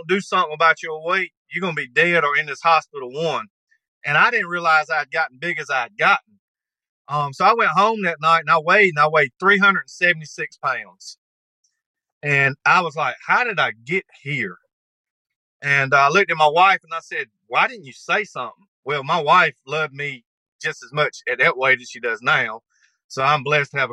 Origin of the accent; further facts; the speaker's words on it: North Carolina, United States; moved away as an adult; now in Texas, United States; I was born and raised here. Lived here for 44 years.